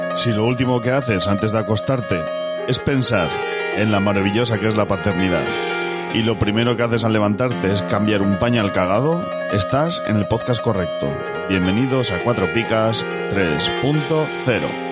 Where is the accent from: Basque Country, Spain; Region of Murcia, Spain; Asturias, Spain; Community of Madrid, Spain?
Basque Country, Spain; soy vasco